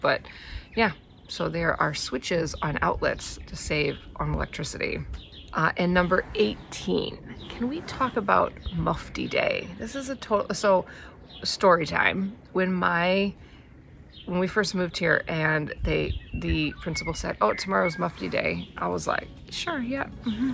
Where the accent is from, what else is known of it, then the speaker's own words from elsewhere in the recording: Wisconsin, United States; moved away as an adult; now in New Zealand; I'm from Wisconsin where you have significant part of the year freezing cold